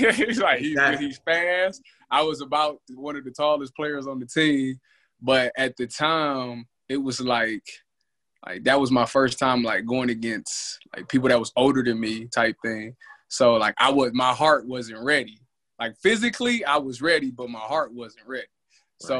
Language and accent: English; Cleveland, Ohio, United States; I'm from Cleveland, Ohio. I started playing football when I was 9 years old